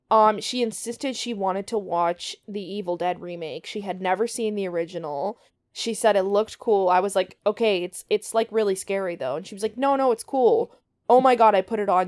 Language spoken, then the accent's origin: English; Canada; We're also Canadian